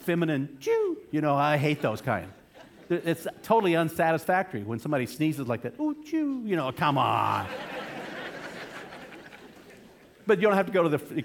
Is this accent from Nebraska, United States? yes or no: no; New Mexico, United States; now in Boston, United States; I grew up in New Mexico